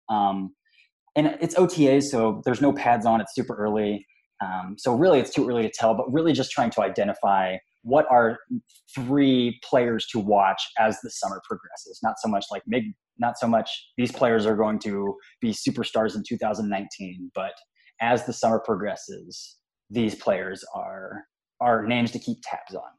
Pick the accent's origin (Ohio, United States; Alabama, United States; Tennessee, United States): Ohio, United States; Mansfield; moved away as an adult; now in Columbus, United States; I was born and raised in Mansfield, Ohio, just an hour and 15 from Cleveland